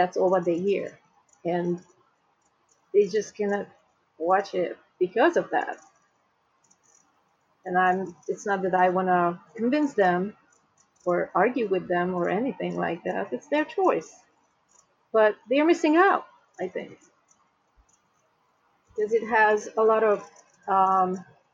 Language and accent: English; Hungary; now in United States; I am originally from Hungary, and I have friends back home who watch the show